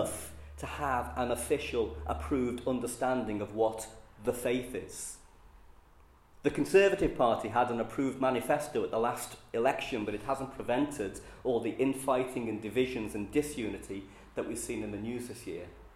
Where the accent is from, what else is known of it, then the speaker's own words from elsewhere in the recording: Liverpool, North West England, United Kingdom; accent: Scouse; I'm a Scouser. You can tell that from my accent.